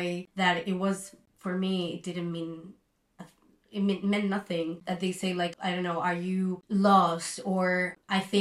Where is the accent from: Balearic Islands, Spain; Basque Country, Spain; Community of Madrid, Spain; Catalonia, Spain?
Catalonia, Spain; Barcelona; also born or lived in Melbourne, Australia; I'm from Barcelona